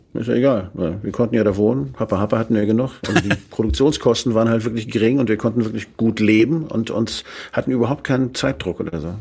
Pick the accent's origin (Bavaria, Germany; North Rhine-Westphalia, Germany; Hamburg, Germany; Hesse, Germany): Hamburg, Germany; also born or lived in Flensburg; now in Schleswig-Holstein, Germany; Ich komme ja aus Hamburg, meine Mutter kommt aus Flensburg, da bin ich eigentlich geboren